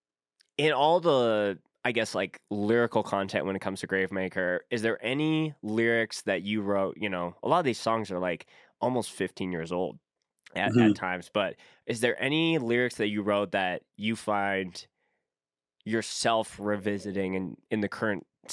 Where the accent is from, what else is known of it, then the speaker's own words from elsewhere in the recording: Winnipeg, Manitoba, Canada; moved away; when I grew up in Winnipeg